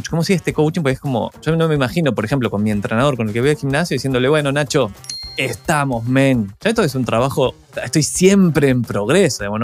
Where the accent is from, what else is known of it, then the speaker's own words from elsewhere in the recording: Argentina; also born or lived in Chile; Bueno, yo soy argentino, viví. los últimos 20 años viví en Chile, ahora estoy de nuevo, digamos, viviendo la aventura un poco acá.